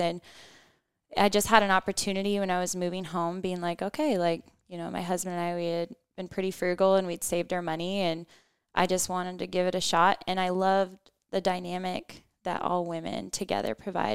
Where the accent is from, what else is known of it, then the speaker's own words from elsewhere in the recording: United States; we're American